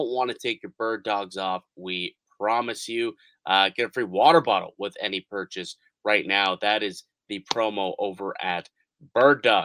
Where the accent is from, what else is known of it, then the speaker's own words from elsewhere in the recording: Niagara Falls, Ontario, Canada; I'm from Niagara Falls, right? Which is just a rock's throw away from Buffalo